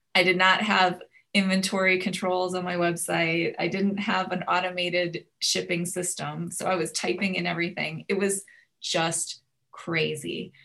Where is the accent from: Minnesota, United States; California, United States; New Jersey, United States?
Minnesota, United States; now in Houston, United States; I'm from Minnesota